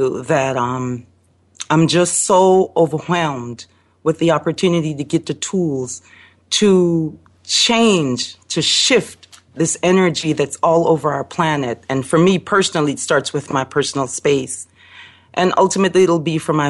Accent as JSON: {"language": "English", "country": "Belize", "tie": "born or raised there", "moved": "yes", "lives_now": "Chicago, United States", "said": "I live in Chicago, but coming from Belize and being born in Belize I come from a different framework."}